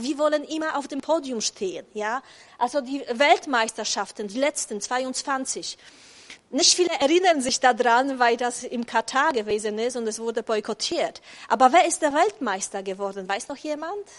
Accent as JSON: {"language": "German", "country": "Poland", "second_language": "German", "moved": "as an adult", "lives_now": "Germany", "said": "ich komme ursprünglich aus Polen"}